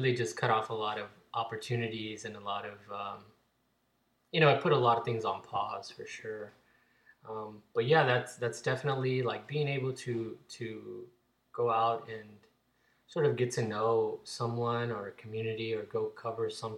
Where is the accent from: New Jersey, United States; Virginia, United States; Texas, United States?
Texas, United States; Fort Worth; where I grew up in Fort Worth